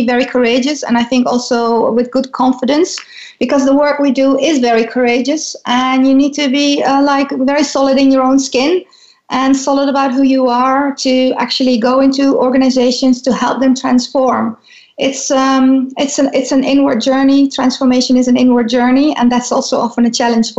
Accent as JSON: {"language": "English", "country": "Netherlands", "tie": "born or raised there", "said": "growing up in the Netherlands is like growing up in a very, I think, safe and tolerant space"}